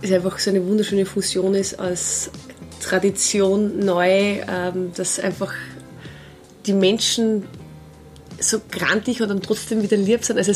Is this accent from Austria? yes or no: yes; Steyr, Upper Austria, Austria; wir sind aus Steyr